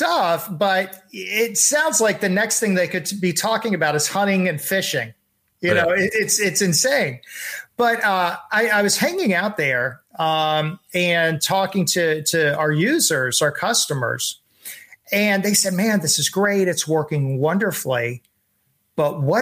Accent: Texas, United States; I'm from Texas

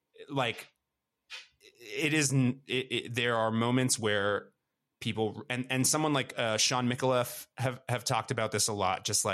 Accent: Toronto, Ontario, Canada; a place like the Junction in Toronto, which is a neighborhood that I grew up in the West End.

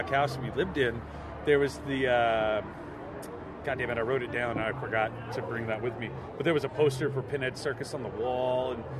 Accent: Shreveport, Louisiana, United States; I grew up in Shreveport, Louisiana.

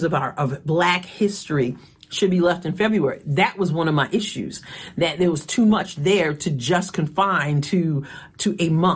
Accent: Long Island, New York, United States; I was growing up in Long Island, New York

